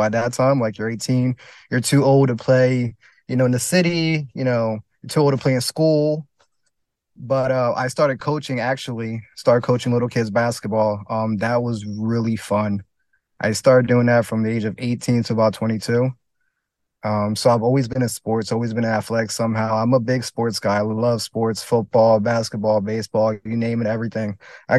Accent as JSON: {"language": "English", "region": "New Jersey", "country": "United States", "said": "So like where I'm from, it's like a mix, you know. It's like, it's farms. It's a little bit, I guess you could say hood, but then it's also beach and just city life just about 40 minutes from here."}